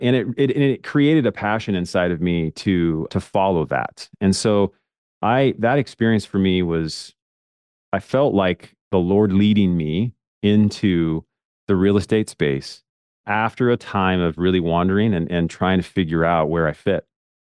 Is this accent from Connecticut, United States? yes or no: no; Portland, Oregon, United States; I grew up in Portland, Oregon, in a suburb of Portland, Oregon, and I grew up in a very simple family.